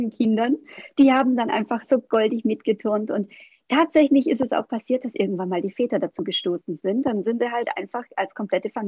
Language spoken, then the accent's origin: German; Baden-Württemberg, Germany; ich komme aus dem Schwabeländle, da heißt es schaffe, schaffe, Häusle baue